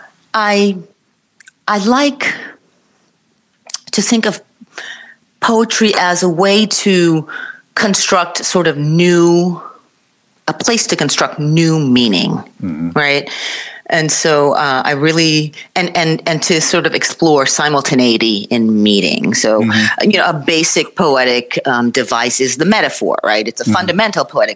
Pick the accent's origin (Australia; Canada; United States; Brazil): United States; I grew up in the United States